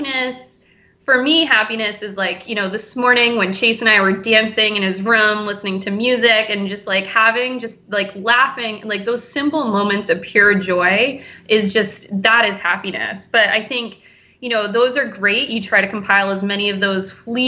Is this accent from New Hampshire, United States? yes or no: yes; New Hampshire Seacoast, United States; also born or lived in Portland, Maine / Boston area, Massachusetts / Cape Cod, Massachusetts; I grew up here on the Seacoast, and I moved away, and I lived in Portland, Maine